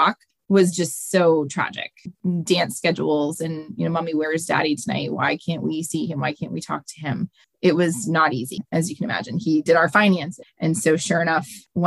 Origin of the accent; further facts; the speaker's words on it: Central Massachusetts, United States; I grew up in Central Mass